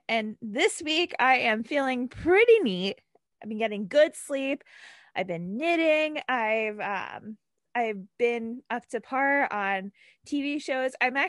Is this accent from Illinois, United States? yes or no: no; New Jersey, United States; I'm also from New Jersey